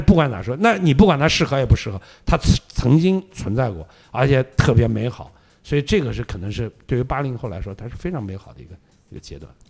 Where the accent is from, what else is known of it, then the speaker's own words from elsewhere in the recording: Xi'an, Shaanxi, China; moved away as an adult; also born or lived in Shenzhen; now in Beijing, China; 你像我是西安的嘛，对吧？我当时离开西安去深圳去打工，后来又到北京来